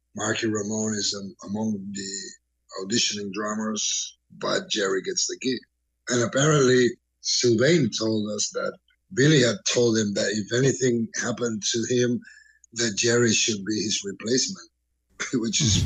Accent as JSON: {"language": "English", "town": "Barcelona", "region": "Catalonia", "country": "Spain", "tie": "born or raised there", "said": "I grew up in Barcelona"}